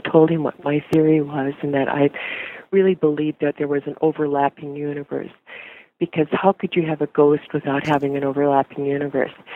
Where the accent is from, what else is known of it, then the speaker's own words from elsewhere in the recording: North Dakota, United States; I'm from North Dakota originally